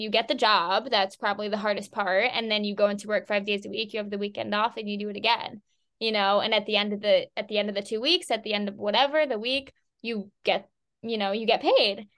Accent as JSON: {"language": "English", "town": "Boston", "region": "Massachusetts", "country": "United States", "moved": "as an adult", "said": "I'm originally from the Boston area"}